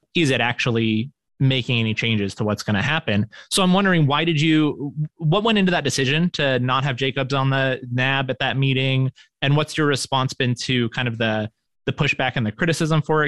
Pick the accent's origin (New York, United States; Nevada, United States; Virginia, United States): Nevada, United States; Reno; moved away as an adult; I'm from Reno originally, but I lived away for most of my adult life and then moved back a few years ago